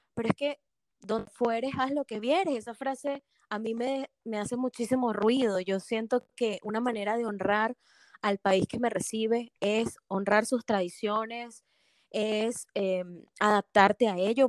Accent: Venezuela; moved away as an adult; now in Atlanta, United States; yo, como sabes, ya soy de Venezuela.

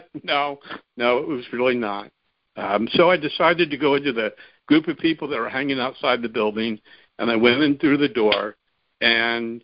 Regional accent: San Fernando Valley, California, United States; Born and raised in the San Fernando Valley

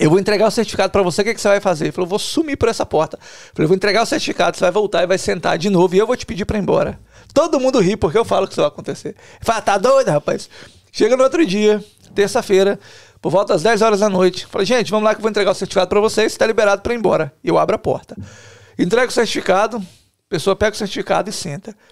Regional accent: Cachoeiro de Itapemirim, Espírito Santo, Brazil; Não, eu sou de Cachoeiro, mas sou lá.

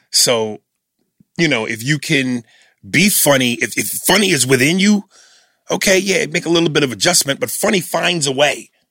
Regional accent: New York City, New York, United States; being a New Yorker

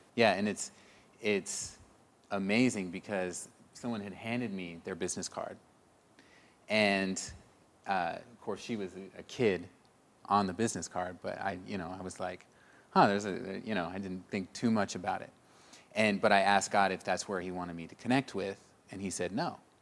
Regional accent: Springfield, Missouri, United States; I'm from Missouri, Springfield

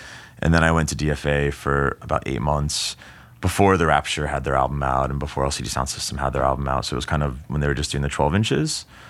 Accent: Jersey City, New Jersey, United States; I moved from Jersey City, which was kind of right next to New York, like one subway stop away.

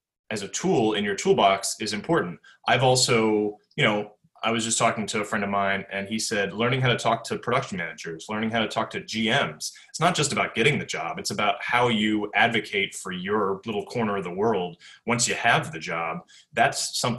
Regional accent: United States; as an American

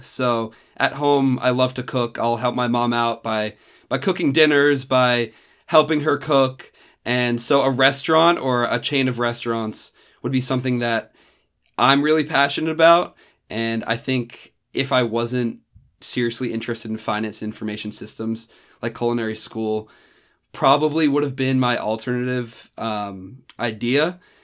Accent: Randolph, New Jersey, United States; moved away as an adult; now in Columbus, United States; I'm originally from Randolph, New Jersey, which is a small town about forty-five minutes outside of New York City

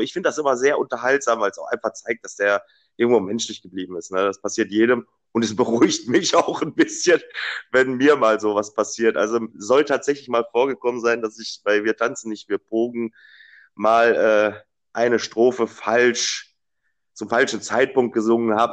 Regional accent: Dortmund, North Rhine-Westphalia, Germany; ich äh, bin gebürtiger Dortmunder

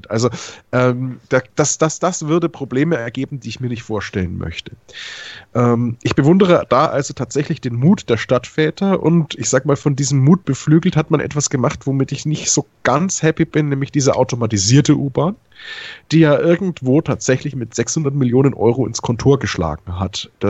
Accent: Nuremberg, Bavaria, Germany; Ich sehe es natürlich als Nürnberger ein bisschen anders.

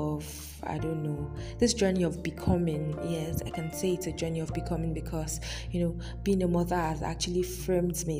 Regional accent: Nigeria; as an African, as a Nigerian to be specific, as a Yoruba lady

